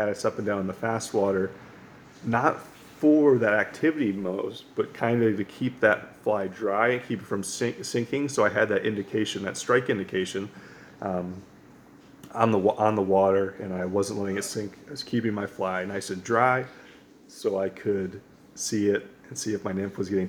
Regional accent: Western New York, United States; moved away; also born or lived in Pennsylvania / Colorado / Montana; growing up in Western New York

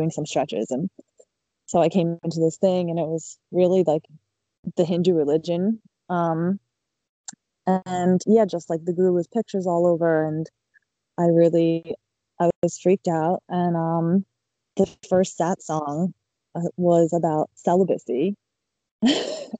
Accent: Middletown, New Jersey, United States; I was born and raised in Middletown, New Jersey

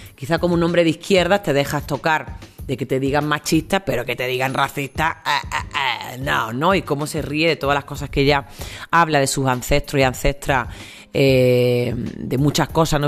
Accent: Spain; moved away; also born or lived in El Salvador; tengo el pasaporte europeo, soy española, soy europea

